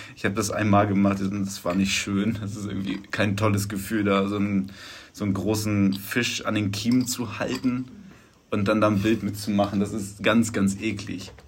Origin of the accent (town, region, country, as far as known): Germany